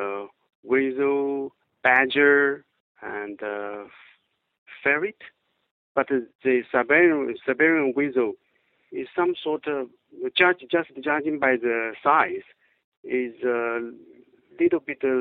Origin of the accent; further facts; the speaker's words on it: China; also born or lived in Beijing; I come from China